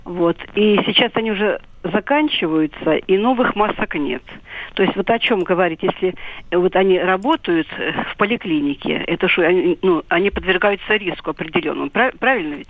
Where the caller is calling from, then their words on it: Belgorod, Belgorod Oblast, Russia; я звоню из Белгорода